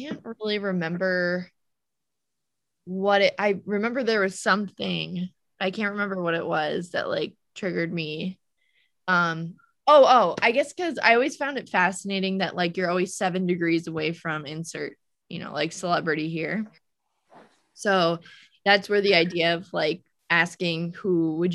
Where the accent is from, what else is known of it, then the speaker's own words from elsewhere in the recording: Peekskill, New York, United States; I'm from Peekskill